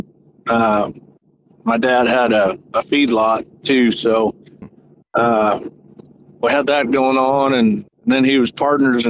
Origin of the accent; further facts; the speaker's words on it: Gordon, Nebraska, United States; now in Camden, United States; I grew up in northwest Nebraska in the Sand Hills, a little town called Gordon